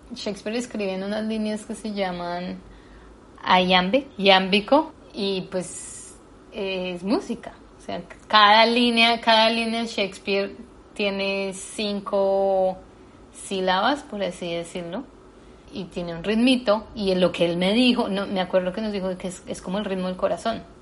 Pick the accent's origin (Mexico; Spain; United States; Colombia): Colombia; moved away; yo soy latina, que soy colombiana